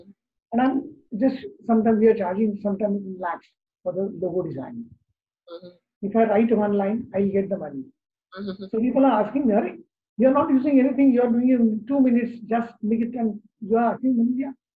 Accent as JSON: {"language": "English", "country": "India", "first_language": "Marathi", "second_language": "English", "said": "First, my mother tongue is Devanagari, Marathi. So I started with the Devanagari."}